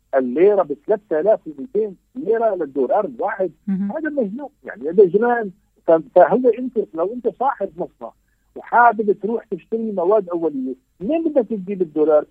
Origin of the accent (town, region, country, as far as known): Syria